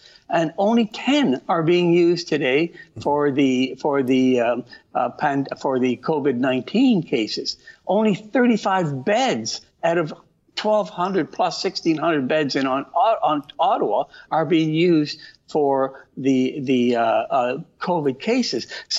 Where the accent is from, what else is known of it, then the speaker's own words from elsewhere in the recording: Calabria, Italy; born there; Italy's a big country. I was born in Calabria.